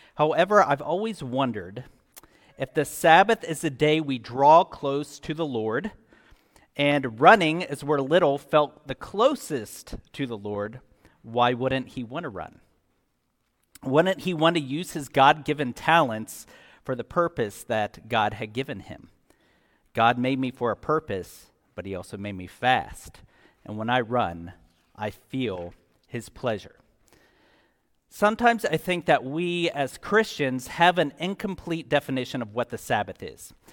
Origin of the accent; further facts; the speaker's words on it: Scotland, United Kingdom; I'm Scottish